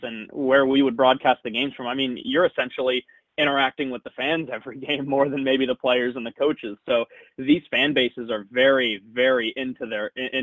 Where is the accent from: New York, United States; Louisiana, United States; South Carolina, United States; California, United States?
California, United States; Los Angeles; also born or lived in Arizona; I'm from LA. I'm from the San Fernando Valley. I went to high school out here at El Camino.